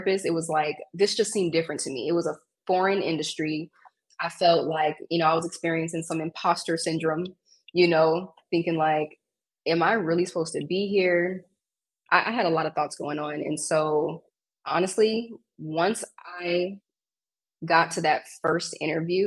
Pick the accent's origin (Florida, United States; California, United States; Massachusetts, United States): California, United States; West Covina; now in Rancho Cucamonga, United States; I'm from Southern California. So I grew up in West Covina, which is, if you're not from California, you probably don't know where that is, but it's in LA County